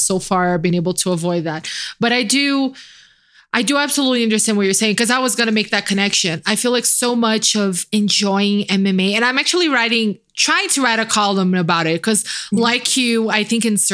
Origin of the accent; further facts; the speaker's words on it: Brazil; me being Brazilian